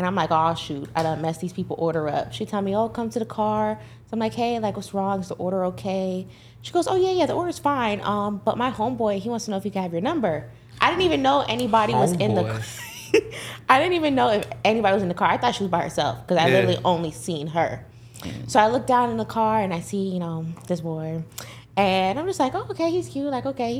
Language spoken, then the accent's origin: English; Fort Lauderdale, Florida, United States; I am from Fort Lauderdale, Florida